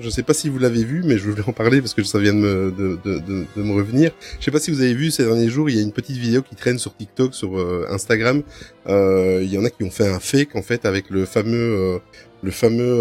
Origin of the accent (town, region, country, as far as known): Belgium